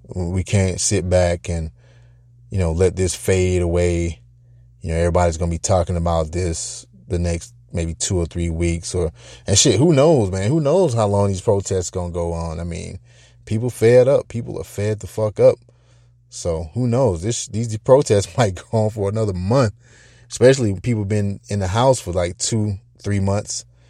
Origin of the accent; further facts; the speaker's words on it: United States; as an American, or as Americans